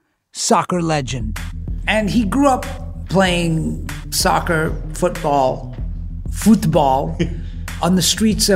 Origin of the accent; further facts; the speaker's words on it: England, United Kingdom; moved away; I grew up in England